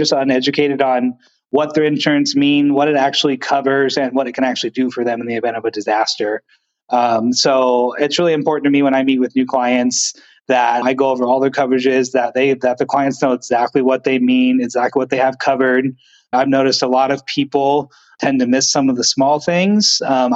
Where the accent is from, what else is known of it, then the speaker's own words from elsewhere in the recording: the Northwest, Pacific Northwest, United States; I grew up out in the Northwest area in the woods